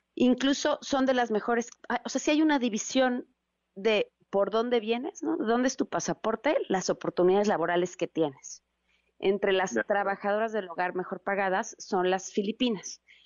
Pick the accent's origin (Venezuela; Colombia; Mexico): Mexico; nos queremos traer un cachito de México con nosotros